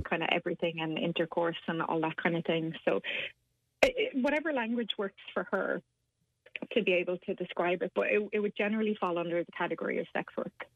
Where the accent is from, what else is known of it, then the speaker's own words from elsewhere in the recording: Ireland; us as Irish people